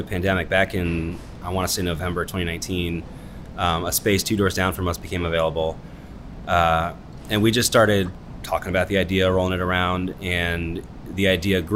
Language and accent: English; Sugarland Run, Virginia, United States; We grew up in Sugarland Run